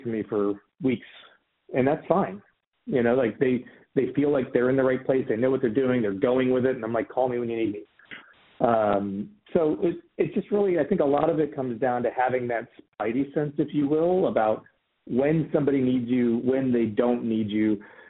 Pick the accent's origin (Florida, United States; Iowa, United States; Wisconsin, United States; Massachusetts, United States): Iowa, United States; Des Moines; moved away as an adult; also born or lived in St. Louis, Missouri / California; I grew up in Des Moines, Iowa.